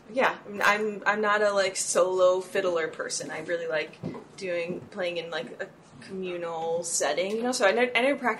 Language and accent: English; Chicago, Illinois, United States; I'm from Chicago area